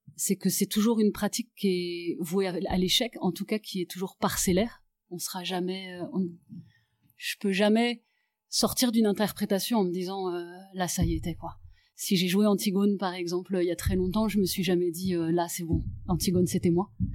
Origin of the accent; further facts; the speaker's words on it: Paris, Île-de-France, France; moved away as an adult; je suis née à Paris, j'y ai grandi, j'y ai fait mes études de théâtre et j'y suis restée jusqu'à l'âge de 35 ans.